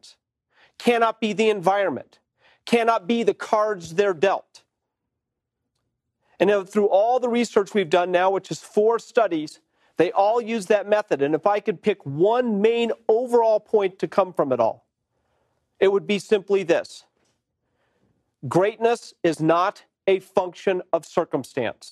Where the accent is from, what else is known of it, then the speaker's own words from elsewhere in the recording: Boulder, Colorado, United States; near where I grew up in Boulder.